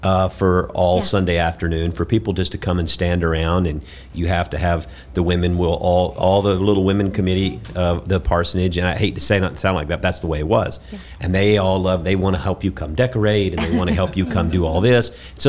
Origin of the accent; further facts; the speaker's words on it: Georgia, United States; you know, we're from South Georgia.